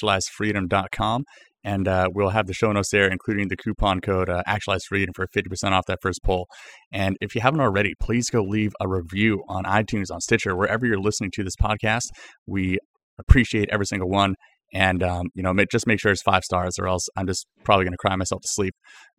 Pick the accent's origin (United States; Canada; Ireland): Canada; I'm from Canada. We say it all weird like